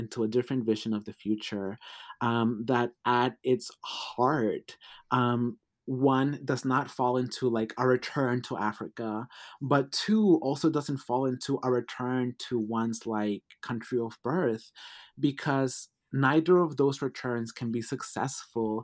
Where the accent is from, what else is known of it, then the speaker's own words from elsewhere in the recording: Mexico; moved away; also born or lived in United States; I was born in Mexico